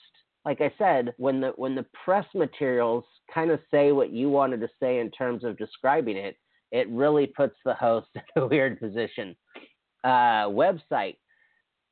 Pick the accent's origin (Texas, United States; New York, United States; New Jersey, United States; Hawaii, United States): Hawaii, United States; moved away; I'm from Hawaii